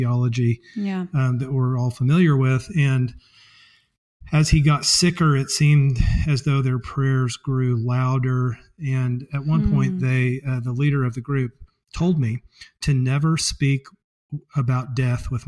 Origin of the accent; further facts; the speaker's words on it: Springfield, Missouri, United States; I was raised in the Episcopal Church, and in fact, that church is a block from where I am right now, my chocolate factory